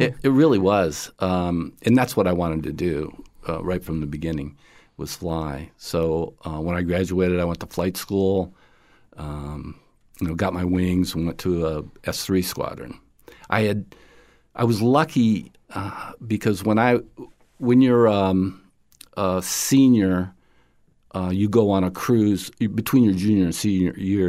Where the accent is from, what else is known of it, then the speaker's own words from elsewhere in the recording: upstate New York, United States; now in Florida, United States; I grew up in the 60s uh, in uh, upstate New York